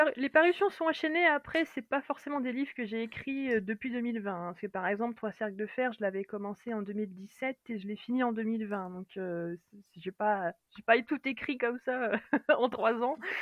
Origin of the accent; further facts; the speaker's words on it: France; accent: French; mon accent français